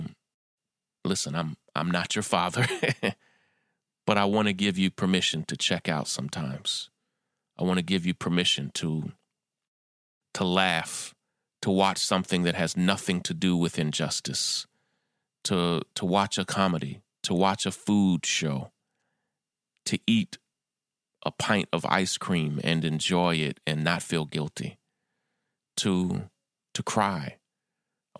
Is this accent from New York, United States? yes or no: yes; New York, United States; my hometown of New York